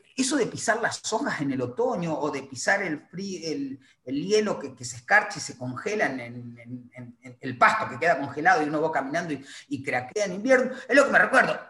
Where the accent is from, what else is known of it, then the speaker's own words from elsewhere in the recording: Teolina, Santa Fe, Argentina; moved away as an adult; now in Caracas, Venezuela; yo soy de Teolina, lo que te decía, un pueblo en la provincia de Santa Fe